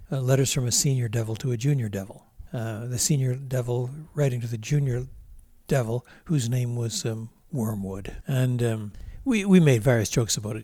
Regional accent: Drummondville, Quebec, Canada; also born or lived in Montreal; We moved from Montreal when I was at the ripe old age of eighteen months. We moved to a small city called, uh, Drummondville

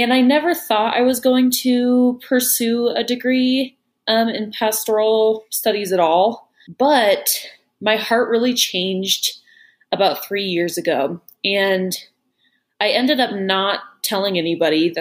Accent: Salt Lake City, Utah, United States; moved away as an adult; now in Chicago, United States; I am from Salt Lake City, Utah, but now I live in Chicago

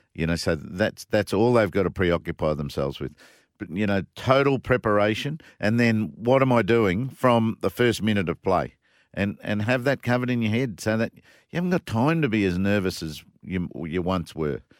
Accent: Brisbane, Queensland, Australia; Brisbane, my, my hometown

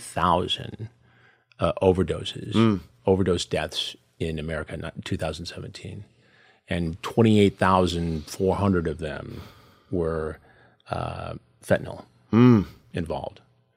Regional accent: Detroit, Michigan, United States; I'm from Detroit originally, mm-hmm. and I'm back there a lot.

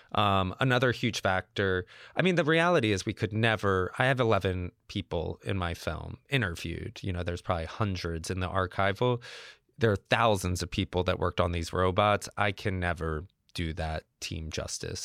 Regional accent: Georgia, United States; I'm from Georgia, where they make Cabbage Patch dolls

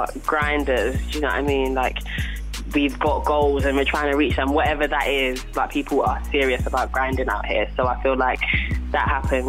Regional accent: London, United Kingdom; I'm from South as well.

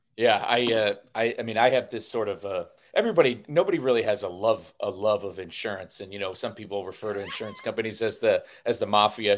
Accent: Connecticut, United States; I'm from Connecticut, Hartford's the insurance capital of the world

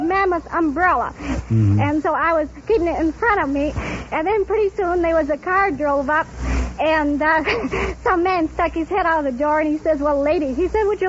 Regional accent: Kalamazoo, Michigan, United States; born or raised there; moved away

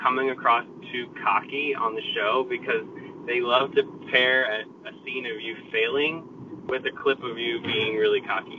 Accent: Marietta, Georgia, United States; I'm from Marietta, Georgia

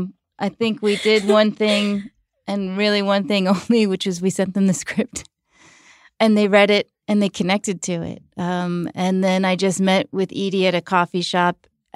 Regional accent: New York, United States; born or raised there

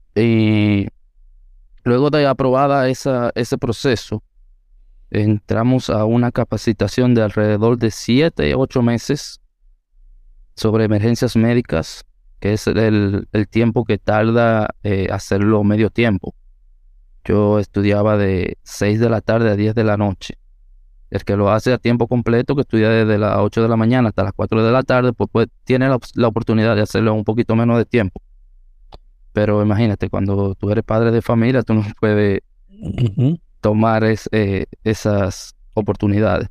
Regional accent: San José de Ocoa, Dominican Republic; Aunque nací y me crié en el mismo municipio de Ocoa, en el pueblo

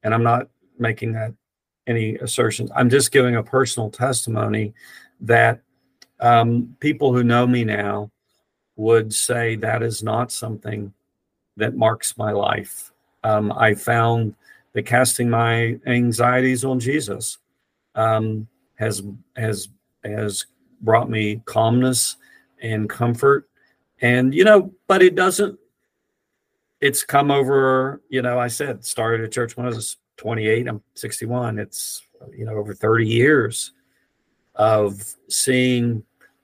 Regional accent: Rainelle, West Virginia, United States; moved away; I grew up in Raynell, West Virginia

